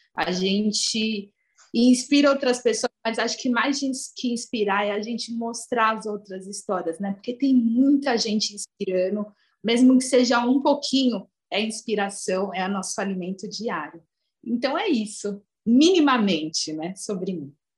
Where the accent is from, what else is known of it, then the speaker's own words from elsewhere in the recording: Brazil; eu nasci no Brasil, eu sou brasileira